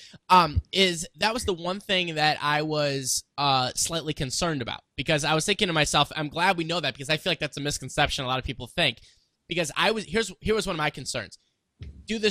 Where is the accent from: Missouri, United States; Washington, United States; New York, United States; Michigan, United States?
Missouri, United States; I'm from Missouri